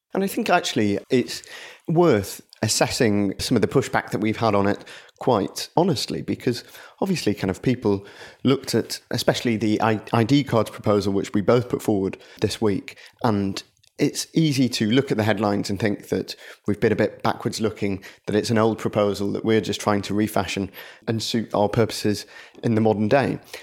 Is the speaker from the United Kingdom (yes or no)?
yes; Blackburn, North West England, United Kingdom; my hometown Blackburn